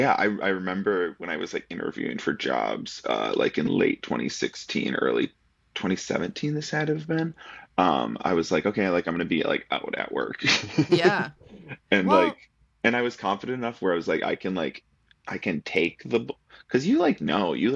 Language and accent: English; rural Minnesota, United States; moved away; I'm from Minnesota. And I grew up in rural